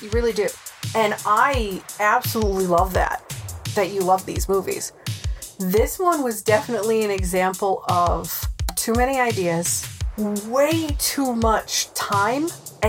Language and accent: English; Rhode Island, United States; accent: Rhode Island; I've lost my Rhode Island accent. It comes out when I'm angry. The only time it comes out. But I've lost that accent, so I'm not very good at picking it up. I can do other accents fine, but it's my home state I can't do.